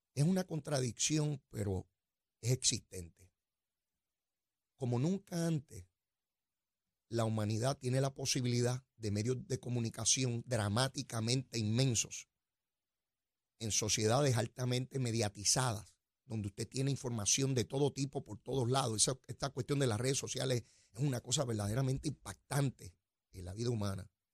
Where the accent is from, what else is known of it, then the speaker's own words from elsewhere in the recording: Puerto Rico; somos una colonia de los Estados Unidos de América